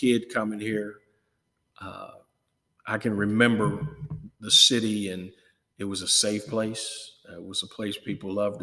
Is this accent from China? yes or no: no; Akron, Ohio, United States; now in Chillicothe, United States; I grew up in Akron